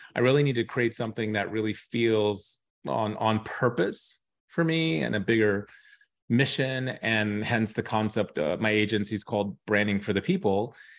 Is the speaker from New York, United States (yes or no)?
yes; New York, United States; also born or lived in Dubai; I was from New York